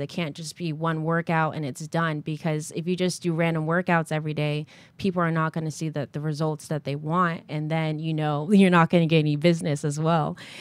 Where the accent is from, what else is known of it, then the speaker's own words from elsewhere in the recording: Connecticut, United States; moved away as an adult; also born or lived in New London, Connecticut / New Haven, Connecticut; now in South Florida, United States; I was born and raised in Connecticut